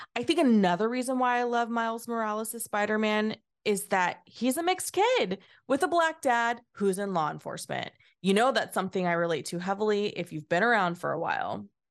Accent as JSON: {"language": "English", "region": "California", "country": "United States", "tie": "born or raised there", "said": "Having spent my entire life in California, ninety minutes from the East Bay"}